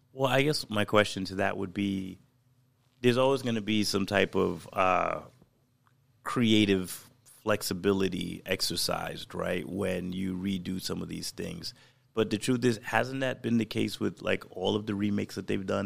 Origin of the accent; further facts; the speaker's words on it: New York, United States; I'm a New Yorker to, to the core